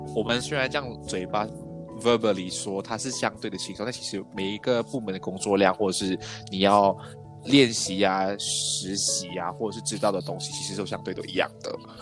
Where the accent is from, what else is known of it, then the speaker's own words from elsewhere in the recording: Kuala Lumpur, Malaysia; 我来自吉隆坡